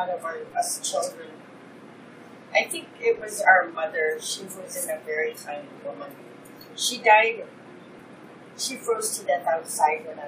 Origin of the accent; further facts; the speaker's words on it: Fairbanks, Alaska, United States; also born or lived in Point Hope, Alaska / Barrow, Alaska; I was from Fairbanks